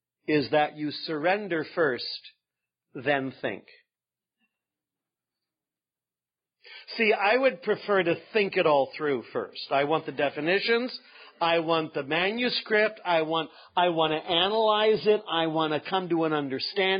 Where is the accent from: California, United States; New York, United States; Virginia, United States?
California, United States; Northern; I'm from Northern California.